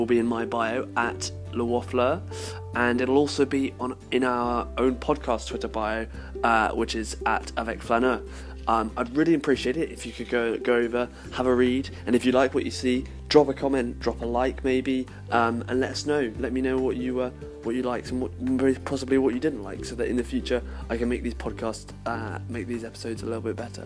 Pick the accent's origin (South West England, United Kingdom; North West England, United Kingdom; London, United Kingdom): South West England, United Kingdom; Salisbury; my hometown, Salisbury, is well known for its cathedral